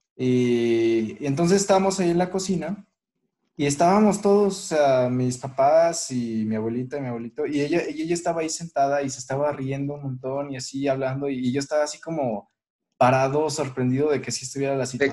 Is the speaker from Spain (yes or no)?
no; Mexico; siendo mexicanos